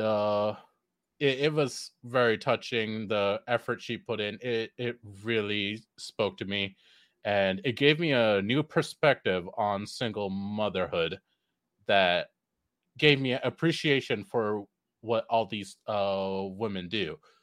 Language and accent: English; Sri Lanka; now in United States; I'm a literal immigrant. I came over here from Sri Lanka and um, grew up uh, half over there, uh, the rest of my life over here